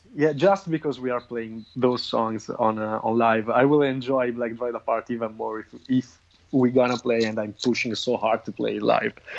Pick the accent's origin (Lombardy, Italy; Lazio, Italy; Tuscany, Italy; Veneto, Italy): Lombardy, Italy; Crema; also born or lived in Milan; my hometown, which is Crema in Italy.